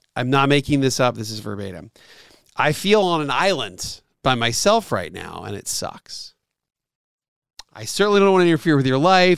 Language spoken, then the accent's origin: English; near Lancaster, Southeast Pennsylvania, United States; now in Atlanta, United States; so I grew up in Pennsylvania, Southeast Pennsylvania. kinda near the Amish country, Lancaster, P